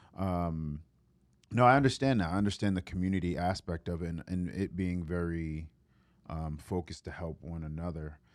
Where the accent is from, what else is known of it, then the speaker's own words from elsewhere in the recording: New York City, New York, United States; now in Memphis, United States; I grew up in New York